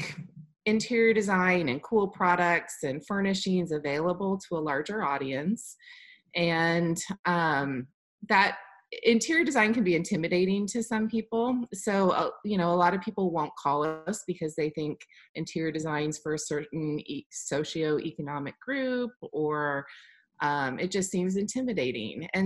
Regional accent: Midwest, United States; also born or lived in Washington, D.C.; now in Kansas City, United States; I did go to college and was raised in the Midwest

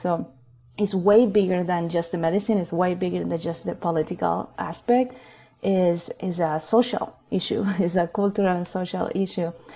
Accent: Chile; now in Boulder County, Colorado, United States; I'm originally from Chile. I was born and raised in Chile.

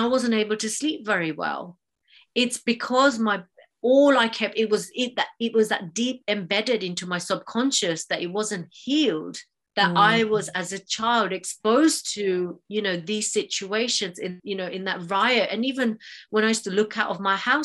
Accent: Mombasa, Mombasa County, Kenya; I was born and raised in Mombasa, Kenya

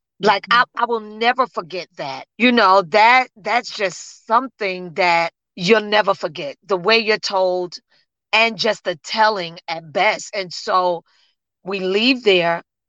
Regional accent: New Jersey, United States; So the hospital is flooded with people because I come from New Jersey there.

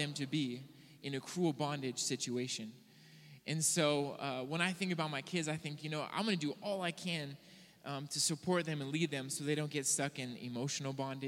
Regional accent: Southern California, United States; moved away as an adult; also born or lived in Hawaii; now in Billings, United States; I grew up in Southern California, and when I was 20 years old, I made the difficult decision to suffer for Jesus and move to Hawaii

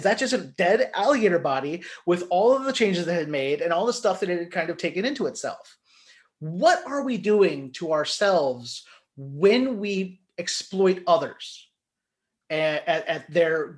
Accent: Northern Kentucky, United States; I grew up in Northern Kentucky

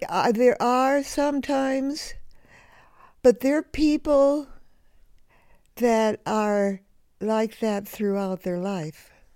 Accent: Los Angeles, California, United States; now in Vermont, United States; I grew up in the Depression in Hollywood, California.

